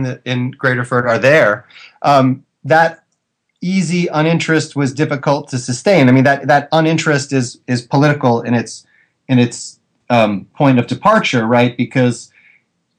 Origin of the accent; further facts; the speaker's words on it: United States; as an American citizen